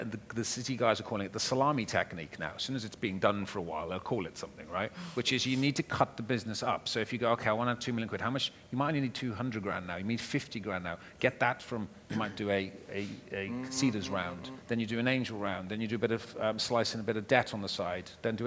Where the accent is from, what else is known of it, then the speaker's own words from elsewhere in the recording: Wales, United Kingdom; I'm a Welshman, and I'm a passionate Welshman